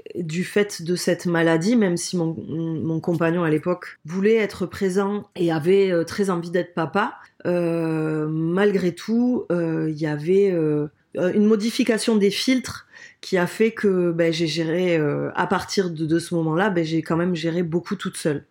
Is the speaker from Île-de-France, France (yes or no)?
no; Toulouse, Occitania, France; accent: accent chantant du Sud; moved away as an adult; now in Bayonne, France; Moi, je suis originaire de Toulouse euh, ben, depuis toujours.